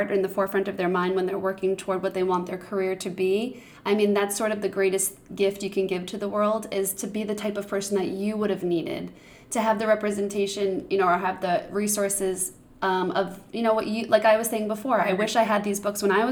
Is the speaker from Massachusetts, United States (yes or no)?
yes; Boston, Massachusetts, United States; I'm from Boston.